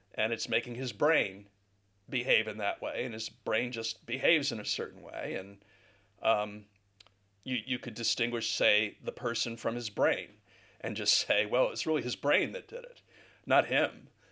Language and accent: English; United States; now in Guildford, United Kingdom; I'm an American